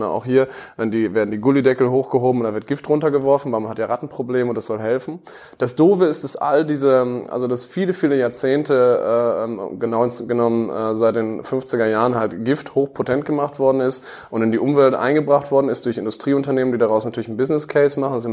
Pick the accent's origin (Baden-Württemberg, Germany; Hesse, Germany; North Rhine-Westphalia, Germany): North Rhine-Westphalia, Germany; born there; 32 Jahre, geboren im Münsterland